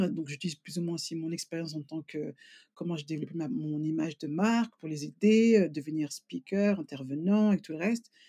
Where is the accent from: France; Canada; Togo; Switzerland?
France; now in England, United Kingdom; moi, quand j'ai quitté la France, euh, bon, ça fait même presque 19 ans